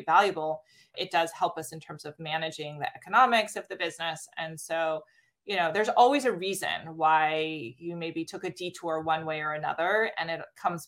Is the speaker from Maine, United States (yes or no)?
no; Stanford, California, United States; Growing up on the campus